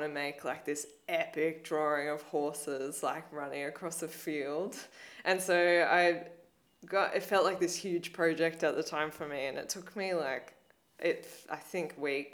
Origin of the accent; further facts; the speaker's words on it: Blue Mountains, New South Wales, Australia; growing up in the Blue Mountains